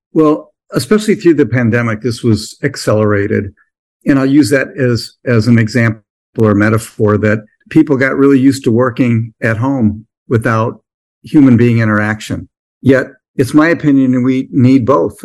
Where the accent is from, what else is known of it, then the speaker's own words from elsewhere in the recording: Midwest, United States; I came from the Midwest